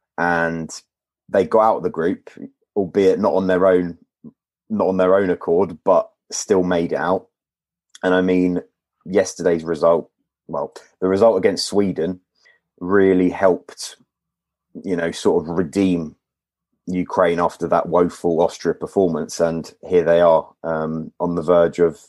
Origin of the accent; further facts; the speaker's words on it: London, United Kingdom; Born and raised in London. Born in Wembley, actually.